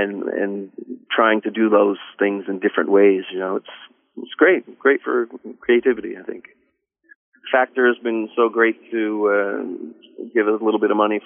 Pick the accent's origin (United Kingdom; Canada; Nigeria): Canada; Colebrook, Newfoundland and Labrador; my hometown, Colebrook, on the west coast of Newfoundland